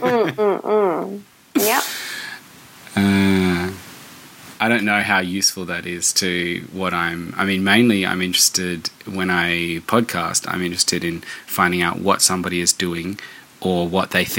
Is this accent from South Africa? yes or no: no; Darwin, Northern Territory, Australia; moved away as an adult; also born or lived in Melbourne; my hometown where I grew up